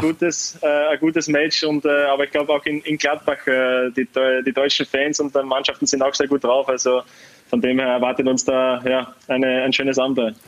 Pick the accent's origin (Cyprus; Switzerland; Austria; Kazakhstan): Austria; Carinthia; also born or lived in Netherlands; now in Wolfsburg, Germany; als Österreicher